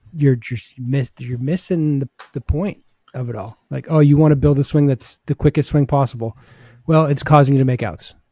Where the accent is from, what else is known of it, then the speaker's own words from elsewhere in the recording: New England, United States; growing up in New England